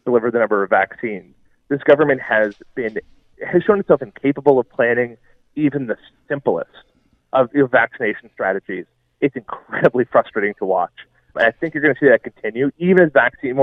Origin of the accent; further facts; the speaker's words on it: Nova Scotia, Canada; moved away; I'm from Nova Scotia.